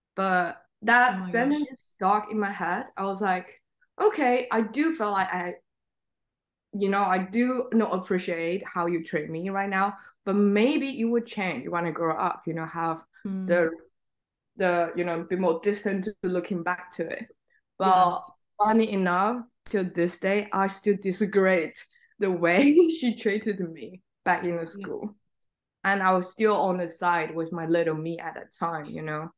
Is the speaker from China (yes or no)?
yes; Xiamen, Fujian, China; English is a second language; now in London, United Kingdom; the town I grew up is called Xiamen